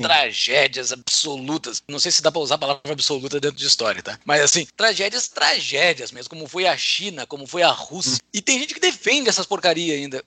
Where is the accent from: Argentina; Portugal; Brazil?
Brazil; near Rio Grande, coast of Rio Grande do Sul; perto da onde eu nasci, banhado pela Lagoa dos Patos